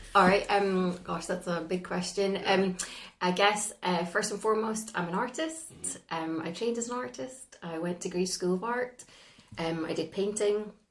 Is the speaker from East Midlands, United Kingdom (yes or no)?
no; northeast of Scotland, United Kingdom; also born or lived in London; how could you possibly be successful from the northeast of Scotland